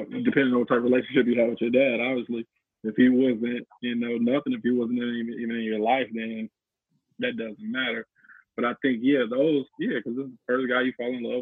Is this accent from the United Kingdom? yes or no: no; St. Louis, Missouri, United States; I'm from the country basically. I'm I'm from Missouri, St. Louis